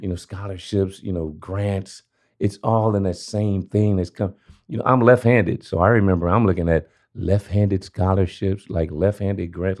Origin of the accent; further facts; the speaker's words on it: Los Angeles, California, United States; Born and raised in South South Central LA, Crenshaw District